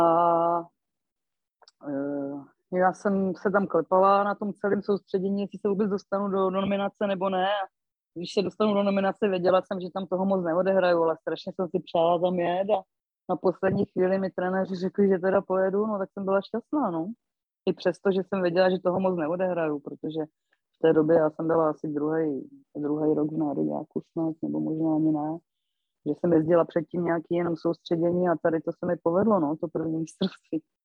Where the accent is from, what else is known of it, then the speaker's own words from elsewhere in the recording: Karviná, Moravian-Silesian Region, Czechia; moved away as an adult; also born or lived in Opava; now in Bohemia, Czech Republic; pocházím z Moravy, víceméně z Karviné, kde jsem hokej začínala